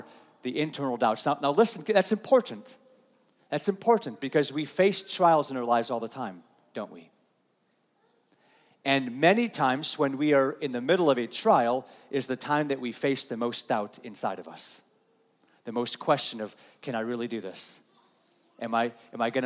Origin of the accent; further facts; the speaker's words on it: United States; as American Christians